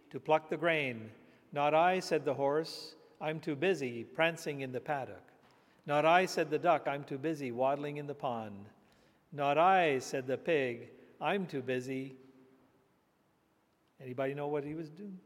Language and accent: English; India; I was just a boy growing up in India